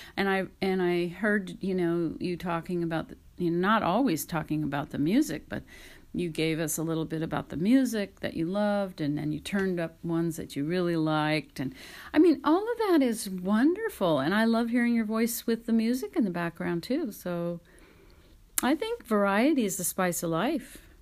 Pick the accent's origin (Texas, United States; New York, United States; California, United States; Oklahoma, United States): California, United States; I'm American and from California